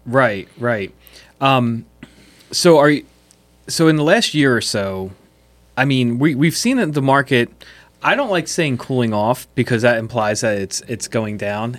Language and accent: English; West Chester, Pennsylvania, United States; I grew up in Westchester